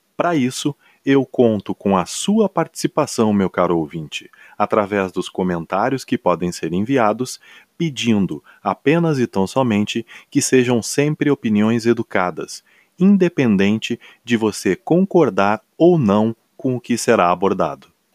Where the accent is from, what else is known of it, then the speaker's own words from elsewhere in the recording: Porto Alegre, Rio Grande do Sul, Brazil; eu sou gaúcho, natural de Porto Alegre